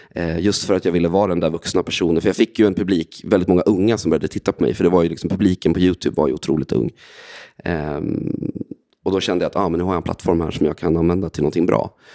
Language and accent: Swedish; Västerås, Västmanland, Sweden; Jag är från Västerås eh, från början, så jag växte upp där